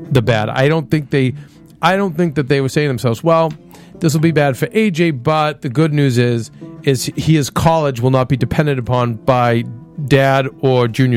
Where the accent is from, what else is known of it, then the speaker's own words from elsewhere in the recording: Boston, Massachusetts, United States; growing up in Boston